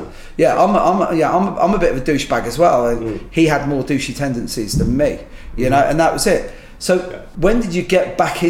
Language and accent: English; Ireland; And, you know, I'm Irish and Catholic, so I can't help that.